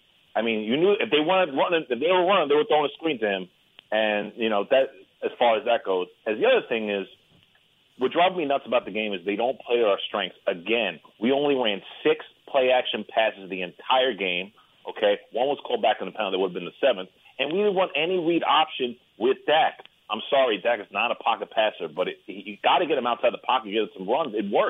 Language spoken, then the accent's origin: English; New York City, New York, United States; I'm from New York City, man.